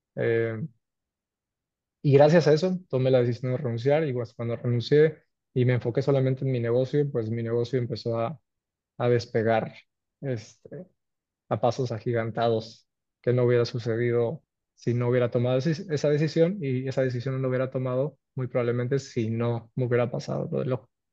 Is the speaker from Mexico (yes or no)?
yes; Cancún, Quintana Roo, Mexico; soy cancunense, orgullosamente mexicano, tengo 35 años, nací y me crié y crecí en Cancún.